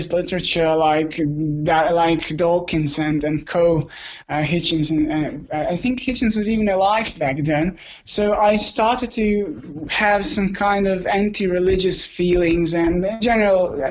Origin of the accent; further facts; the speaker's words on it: Croatia; I'm from Croatia.